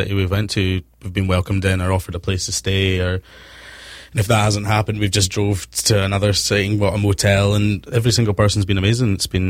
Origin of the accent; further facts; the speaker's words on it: Scotland, United Kingdom; I think that's the Scottish connection seems to open things up and makes it a lot like easy for us.